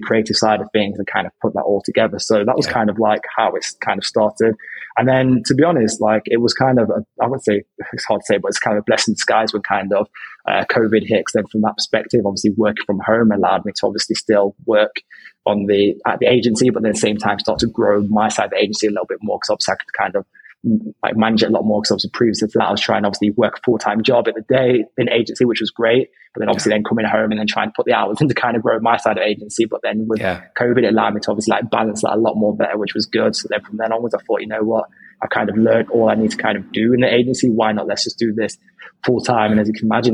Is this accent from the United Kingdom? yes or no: yes; Derby, East Midlands, United Kingdom; now in London, United Kingdom; previously my hometown is Derby, which is up north